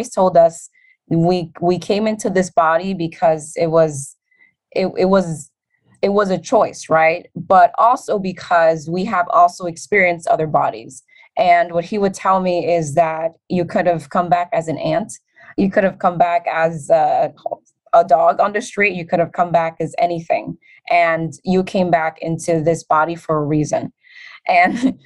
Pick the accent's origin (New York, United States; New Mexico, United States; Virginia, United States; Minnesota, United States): New York, United States; New York City; when I was 9 years old growing up in the Bronx